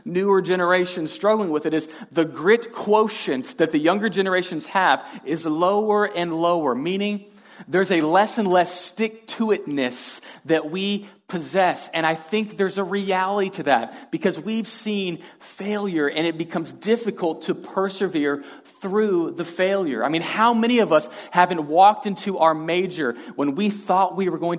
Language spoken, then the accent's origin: English; Houston, Texas, United States; I am from Texas. I'm from Houston originally